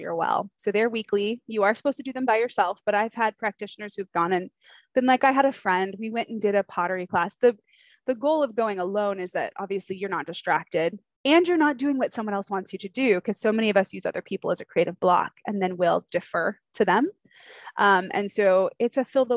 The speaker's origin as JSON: {"language": "English", "region": "California", "country": "United States", "also_born_or_lived": "Atlanta, Georgia", "moved": "as an adult", "said": "we are from California, but have lived in Georgia for, golly, in the Atlanta area for 12, 13 years"}